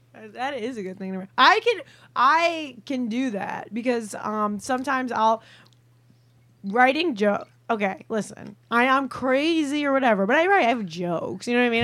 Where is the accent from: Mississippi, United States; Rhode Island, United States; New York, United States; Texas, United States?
New York, United States; Long Island; moved away as an adult; also born or lived in Chicago; I'm from Long Island originally. I'm mm-hmm. a Long Island Jew, and then I went to school. I went to college in Chicago, and then I just lived there for eight years